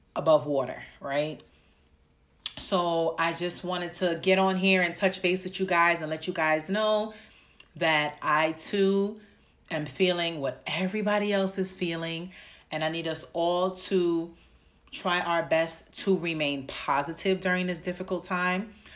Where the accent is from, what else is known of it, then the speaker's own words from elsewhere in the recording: New York City, New York, United States; I'm from the Bronx